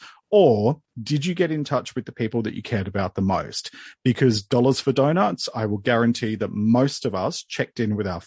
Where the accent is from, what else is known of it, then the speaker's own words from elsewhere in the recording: Sydney, New South Wales, Australia; moved away as an adult; also born or lived in Melbourne, Australia; I was born and bred in Sydney, moved to Melbourne, our second biggest city in Australia, moved there in 2001